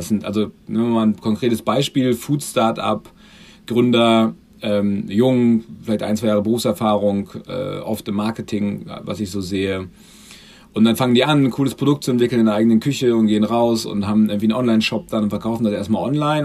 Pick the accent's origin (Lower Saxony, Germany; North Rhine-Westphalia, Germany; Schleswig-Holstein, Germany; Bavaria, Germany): Lower Saxony, Germany; Göttingen; moved away; komme ursprünglich aus Göttingen.